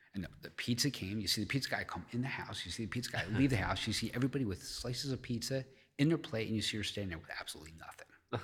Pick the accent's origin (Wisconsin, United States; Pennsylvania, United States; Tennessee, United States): Pennsylvania, United States; Philadelphia; I'm from Philly